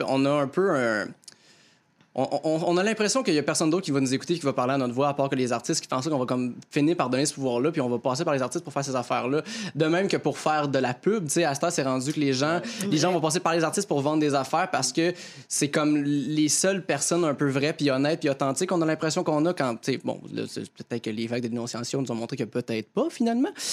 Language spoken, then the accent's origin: French; near Joliette, Quebec, Canada; Joliette, qui, est proche de mon village natal